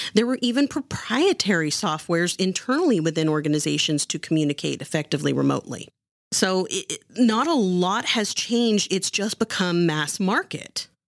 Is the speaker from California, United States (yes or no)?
yes; Santa Clara, California, United States; I'm actually from Santa Clara.